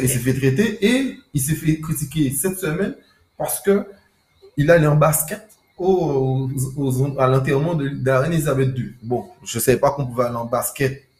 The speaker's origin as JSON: {"language": "French", "country": "France", "said": "en tant que Français"}